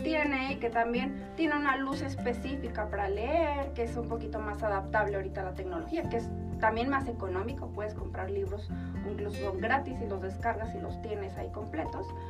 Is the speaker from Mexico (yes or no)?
yes; Chihuahua, Mexico; moved away as an adult; also born or lived in Colorado Springs, United States / Ireland; now in Mexico City, Mexico; yo soy originaria de aquí, de Chihuahua, de la capital